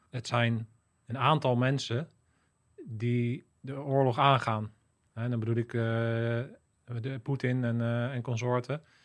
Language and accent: Dutch; Netherlands; je als Nederlander